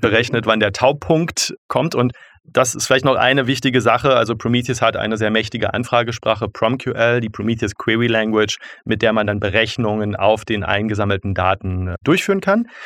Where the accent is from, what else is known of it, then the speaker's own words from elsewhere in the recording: Berlin, Germany; also born or lived in Zurich; Ich komme aus Berlin. Ich bin damals noch im amerikanischen Sektor aufgewachsen, als, es, als die Stadt noch getrennt war